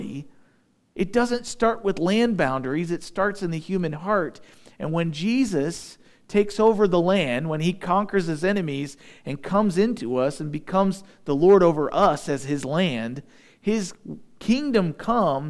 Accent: United States

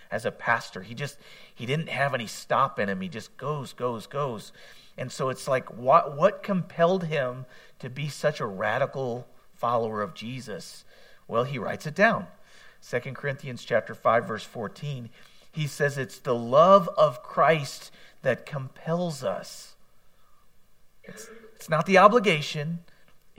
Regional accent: United States; as an American

